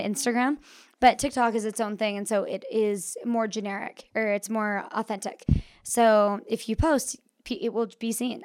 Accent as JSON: {"language": "English", "town": "Park City", "region": "Utah", "country": "United States", "tie": "born or raised there", "also_born_or_lived": "New York", "said": "I grew up here in Park City"}